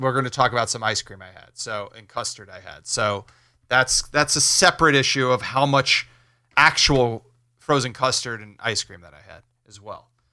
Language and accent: English; River Edge, New Jersey, United States; I grew up in River Edge, North Jersey